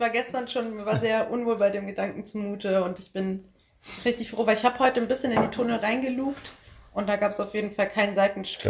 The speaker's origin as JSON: {"language": "German", "town": "Bamberg", "region": "Bavaria", "country": "Germany", "said": "wir kommen aus Bamberg, das wäre bis zu unserem nächsten Dorf Hirscheid"}